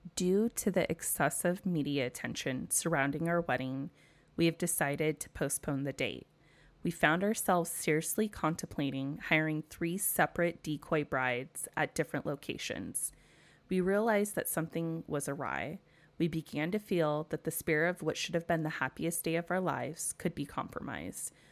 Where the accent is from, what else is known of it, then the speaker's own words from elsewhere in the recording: United States; as an American at the Arizona Memorial